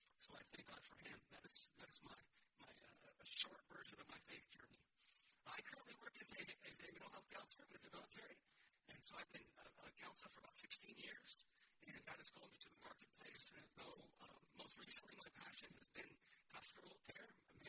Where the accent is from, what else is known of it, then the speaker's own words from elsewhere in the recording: California, United States; I'm …. …. I'm originally from California. I'm a military brat. So I transplanted here at some point, and this is where I've been for the most part for the last 25, 26 years.